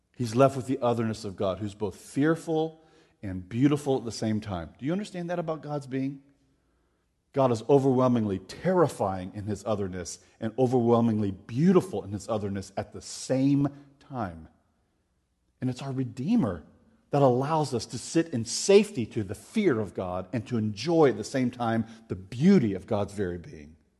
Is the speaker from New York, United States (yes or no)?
no; Florida, United States; I grew up in Florida.